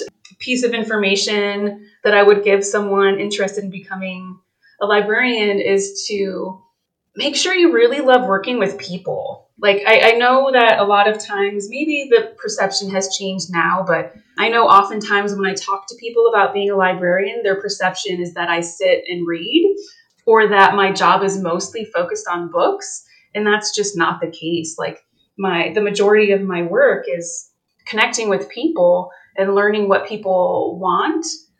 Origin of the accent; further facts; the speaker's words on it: Canton, Ohio, United States; also born or lived in Bluffton / Fort Wayne; now in Westerville, United States; I'm actually originally from Northern Ohio. I was born in Canton, but I have also lived in Bluffton, Ohio.